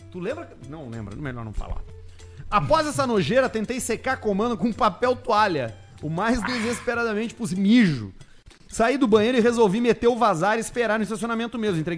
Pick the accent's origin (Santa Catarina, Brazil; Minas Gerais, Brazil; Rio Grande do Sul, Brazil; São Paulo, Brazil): Rio Grande do Sul, Brazil; Caxias do Sul; Sou de Caxias do Sul.